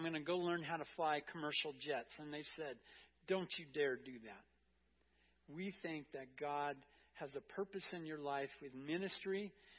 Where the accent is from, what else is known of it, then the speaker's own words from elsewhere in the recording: Anaheim, California, United States; moved away as an adult; I am from Southern California. I grew up in Anaheim in Orange County, Disneyland area. Lived there for 18 years, so up until I graduated from high school.